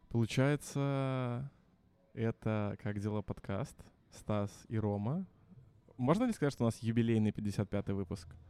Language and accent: Russian; Minsk, Belarus; also born or lived in Saint Petersburg, Russia; я вернулся из Питера на родину в Минск